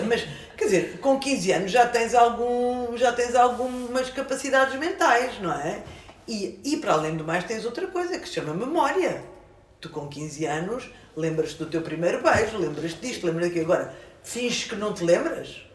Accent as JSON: {"language": "Portuguese", "town": "Luanda", "region": "Luanda Province", "country": "Angola", "tie": "born or raised there", "moved": "yes", "lives_now": "Portugal", "said": "Eu nasci em Luanda"}